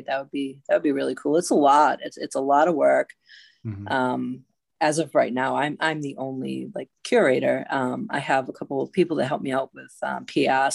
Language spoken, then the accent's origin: English; Revere, Massachusetts, United States; moved away as an adult; now in Salem, United States; I grew up in Revere